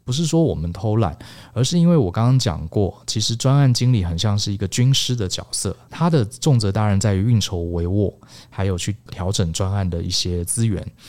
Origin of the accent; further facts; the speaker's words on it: Taiwan; 我们台湾人